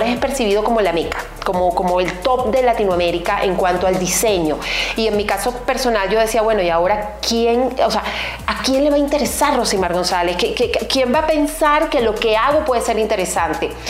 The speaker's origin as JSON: {"language": "Spanish", "country": "Venezuela", "tie": "born or raised there", "moved": "yes", "said": "venezolana, eh, diseñadora, comunicadora, actriz y pues hace más de 13 años salí de mi país natal, Venezuela, para recorrer el mundo"}